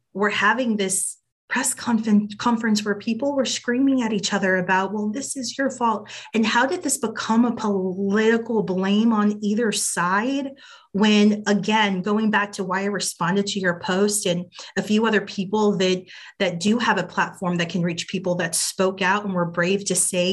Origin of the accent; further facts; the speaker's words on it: Uvalde, Texas, United States; moved away; Uvalde is my hometown, but the childhood home I grew up in was a 5-minute walk to Robb Elementary.